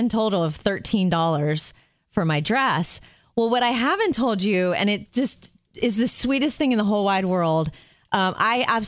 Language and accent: English; Jupiter, Florida, United States; moved away; I grew up in Jupiter